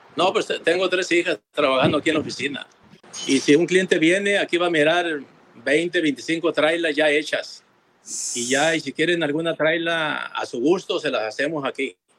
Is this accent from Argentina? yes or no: no; Nayarit, Mexico; now in United States; De Nayarit, México.